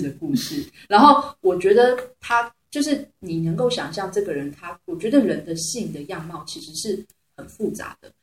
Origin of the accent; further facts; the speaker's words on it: Taiwan; accent: Taiwanese; also born or lived in Beijing; 我是来自台湾的实验女王